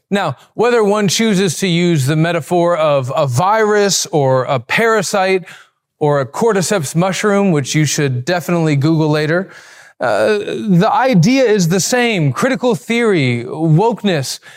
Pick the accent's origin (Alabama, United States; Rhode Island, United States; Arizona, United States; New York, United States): Alabama, United States; I'm from Alabama. We talk like that.